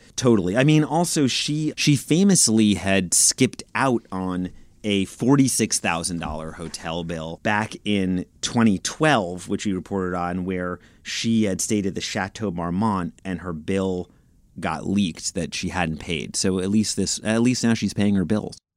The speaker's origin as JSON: {"language": "English", "town": "New York City", "region": "New York", "country": "United States", "said": "I'm from Brooklyn, like, I'm from New York"}